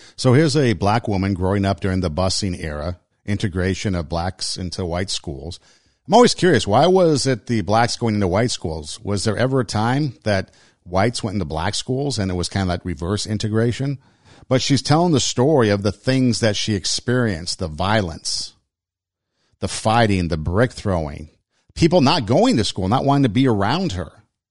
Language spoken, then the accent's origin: English; Los Angeles, California, United States; moved away as an adult; also born or lived in Iowa; in Los Angeles, I grew up in a part of town where there's a lot of different people